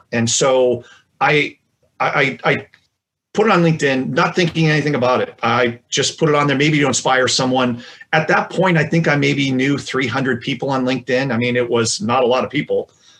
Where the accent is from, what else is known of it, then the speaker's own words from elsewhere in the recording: Iowa, United States; also born or lived in California; I grew up partly in Iowa and partly in California.